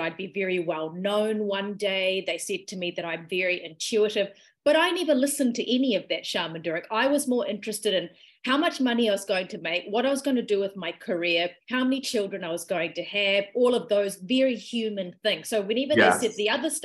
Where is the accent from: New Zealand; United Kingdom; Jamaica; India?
New Zealand; also born or lived in Malaysia / Sri Lanka (ancestry); I moved to New Zealand when I was about 4 years old.